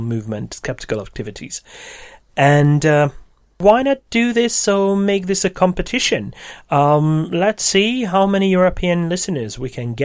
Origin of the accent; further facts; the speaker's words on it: Székesfehérvár, Fejér, Hungary; Székesfehérvár, which happens to be my hometown